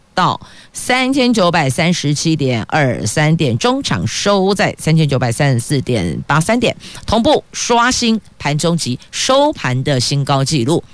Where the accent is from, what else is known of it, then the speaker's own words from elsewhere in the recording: Taoyuan, Taiwan; 我们桃园人是敞开大门，欢迎来做客啦